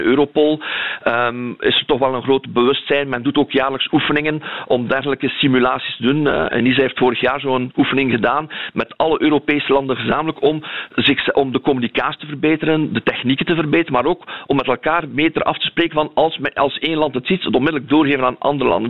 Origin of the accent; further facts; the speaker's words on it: Belgium; wij eh, als België